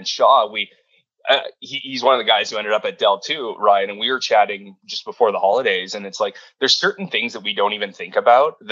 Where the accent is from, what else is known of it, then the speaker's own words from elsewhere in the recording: Sault Ste. Marie, Ontario, Canada; I grew up in Sault Ste. Marie, Ontario, about 70,000 people